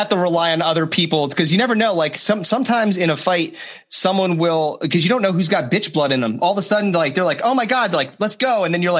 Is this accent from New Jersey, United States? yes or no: yes; New Jersey, United States; we all come from, really the South Jersey area.